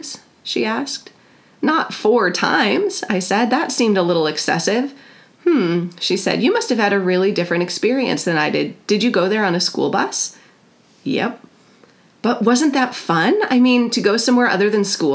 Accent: North Woods of Wisconsin, United States; I grew up in the North Woods of Wisconsin

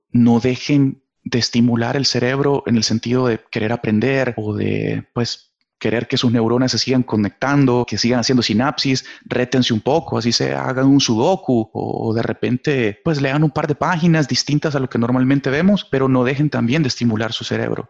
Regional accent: El Salvador; acá en mi país se me dio la oportunidad de ser parte de la ah, selección de fútbol del Salvador

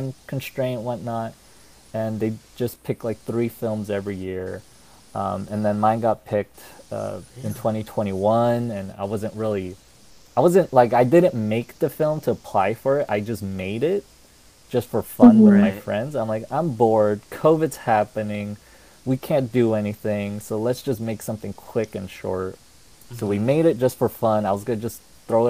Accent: United States; I am Korean American

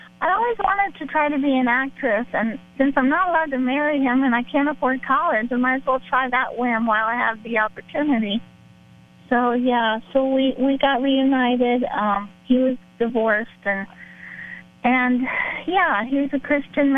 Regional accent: Miami, Florida, United States; I grew up in Miami.

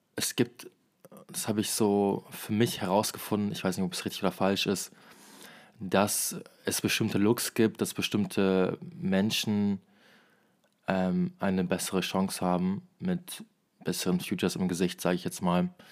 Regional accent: Osnabrück, Lower Saxony, Germany; moved away; ich komme ja aus Osnabrück

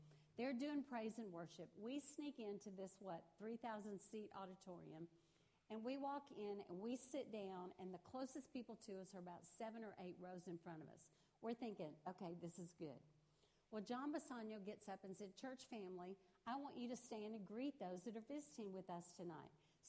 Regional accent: Rosenberg, Texas, United States; I grew up in Richmond, Rosenberg, just right down the road. That's where I grew up.

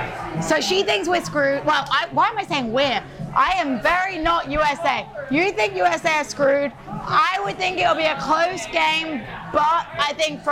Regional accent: England, United Kingdom; I am English.

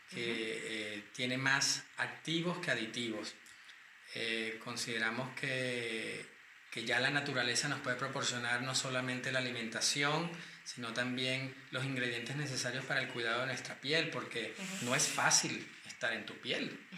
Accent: Caracas, Capital District, Venezuela; moved away as an adult; now in Madrid, Spain; nací en Caracas, Venezuela. Hace un montón de años, ya en 1971, ya soy un adulto contemporáneo cercano a los 50.

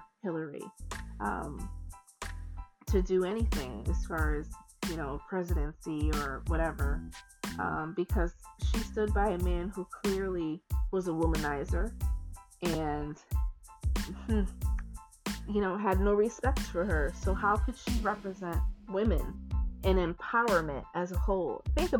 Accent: United States; we as American people

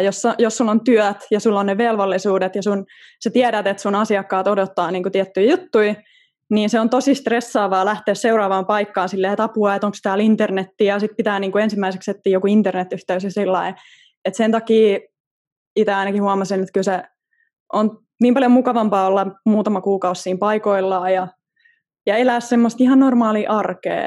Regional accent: Southern Finland, Finland; mä oon eteläsuomalainen

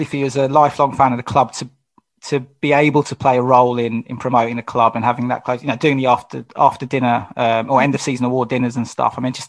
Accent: London, United Kingdom; as a Londoner myself

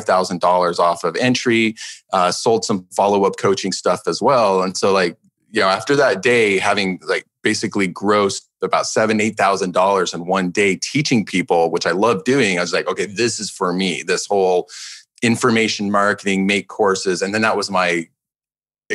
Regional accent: Alaska, United States; also born or lived in Manhattan, New York; now in Brooklyn, United States; I was actually grew up in Alaska

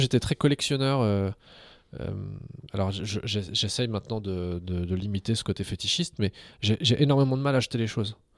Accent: France; French is a second language; also born or lived in Algiers, Algeria / Montpellier, France; j'ai été arraché à, l'Algérie étant tout petit. je suis arrivé en France, je parlais pas un mot de français. on m'a mis à l'école comme ça

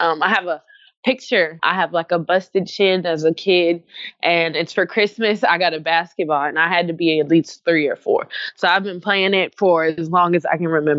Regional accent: Jacksonville, Arkansas, United States; originally, I'm from Jacksonville, Arkansas. So there's a very diverse culture. I went to school on the Air Force Base. So, you can imagine how diverse I grew up

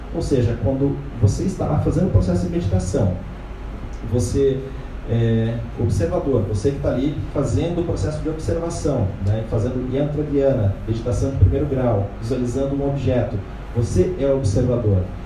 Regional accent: Brazil; como brasileiros

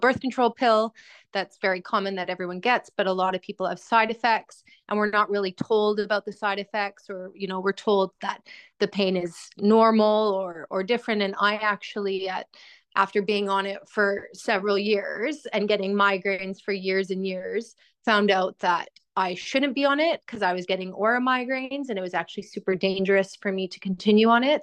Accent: Edmonton, Alberta, Canada; moved away as an adult; also born or lived in Australia; now in London, United Kingdom; I'm from Edmonton, Alberta, which I would say is one of the colder parts of Canada.

